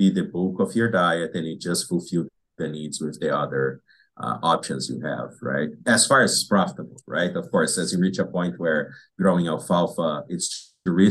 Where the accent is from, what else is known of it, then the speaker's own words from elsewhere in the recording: Brazil; moved away as an adult; now in Wisconsin, United States; I grew up in Brazil where planting alfalfa is very hard.